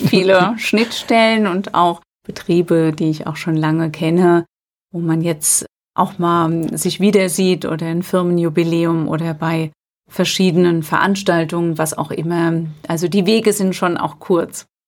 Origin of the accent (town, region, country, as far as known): Alzey, Rhineland-Palatinate, Germany; born or raised there